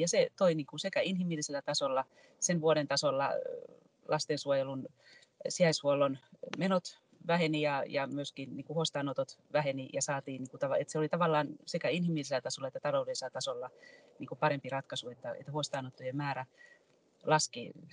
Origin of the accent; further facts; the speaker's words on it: Tampere, Pirkanmaa, Finland; olen tamperelaisena ylpeä